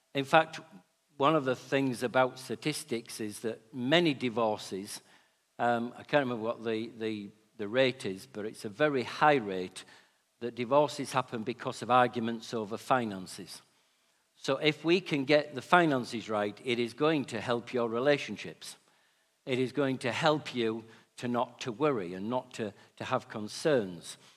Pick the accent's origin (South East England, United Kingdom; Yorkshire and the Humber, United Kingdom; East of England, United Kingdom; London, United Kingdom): Yorkshire and the Humber, United Kingdom; being a Yorkshireman